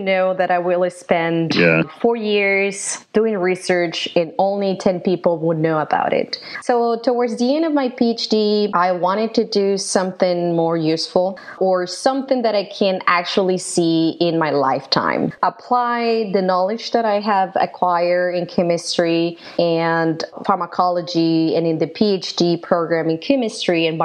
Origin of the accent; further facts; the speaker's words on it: Guadalajara, Jalisco, Mexico; moved away; I'm originally from Mexico, from Guadalajara, Mexico